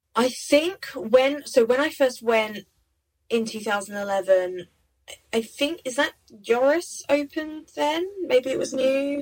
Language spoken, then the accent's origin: English; Essex, East of England, United Kingdom; I grew up in Essex um, near London